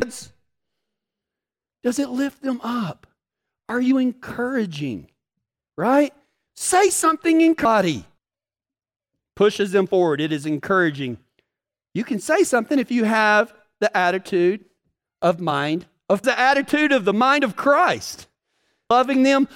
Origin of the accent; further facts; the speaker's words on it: Texas, United States; I'm from Texas